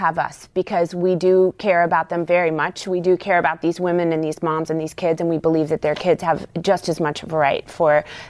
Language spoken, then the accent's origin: English; West Virginia, United States; I grew up in West Virginia, and And really growing up surrounded by generational rural poverty